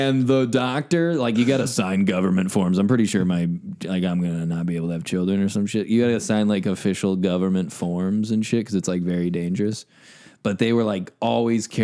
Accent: Midwest, United States; we're all from the Midwest

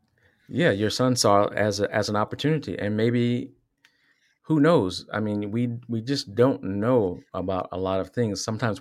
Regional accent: Virginia, United States; I was raised in Virginia. And so in Southwest Virginia.

